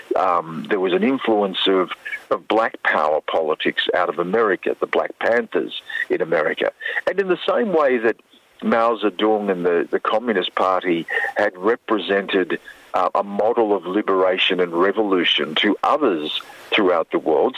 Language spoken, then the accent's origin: English; Australia; also born or lived in Hong Kong / Beijing; being an Australian, let alone an Indigenous Australian